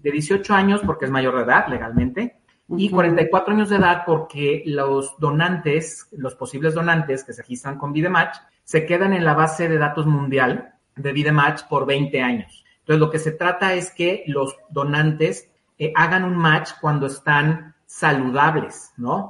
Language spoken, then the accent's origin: Spanish; Mexico; como mexicanos eh, no tenemos la cultura de donación